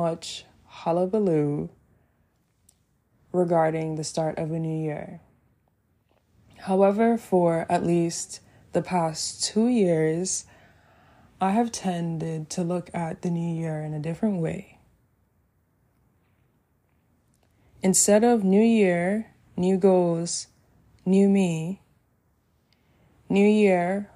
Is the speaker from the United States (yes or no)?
no; Jamaica; living in Jamaica, my home country